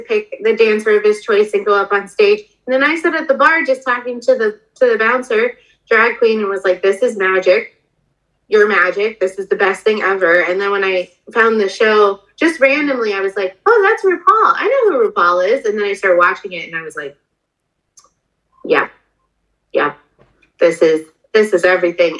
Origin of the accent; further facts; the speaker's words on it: Denver, Colorado, United States; moved away; I'm originally from Denver